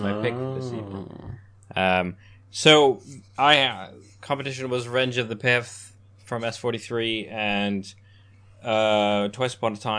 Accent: Canada; moved away; Growing up in Canada, we didn't have ciders. We had Strongbow on tap at like Irish pubs. and that's what cider was to me, which was why when I moved here

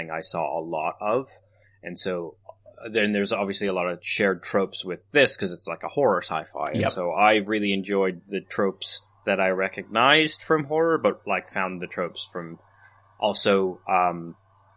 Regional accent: Canada; growing up in Canada

